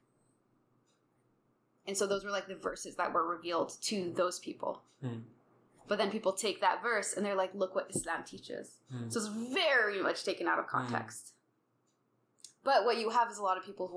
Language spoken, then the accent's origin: English; United States; being American Muslim